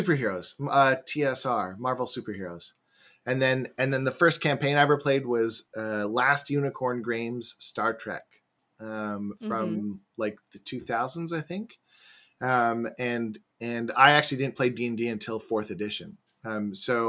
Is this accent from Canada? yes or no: yes; Vancouver, British Columbia, Canada; I am from Vancouver up in Canada.